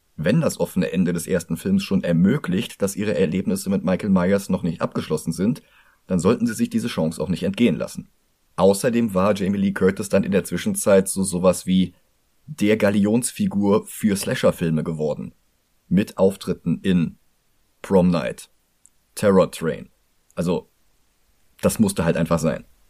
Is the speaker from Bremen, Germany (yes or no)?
no; Cologne, North Rhine-Westphalia, Germany; für mich als Kölner